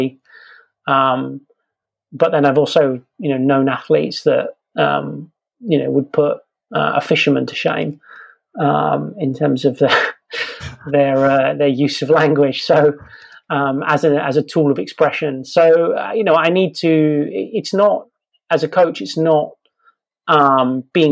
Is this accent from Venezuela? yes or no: no; England, United Kingdom; I'm English